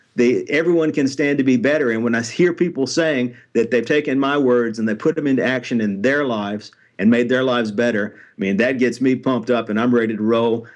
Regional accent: Nashville, Tennessee, United States; I'm born and raised in Nashville, Tennessee

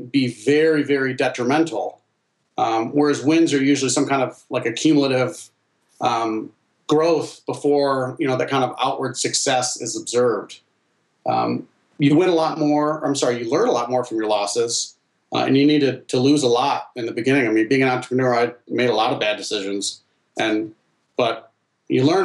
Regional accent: Northern Michigan, United States; also born or lived in China; growing up in Northern Michigan

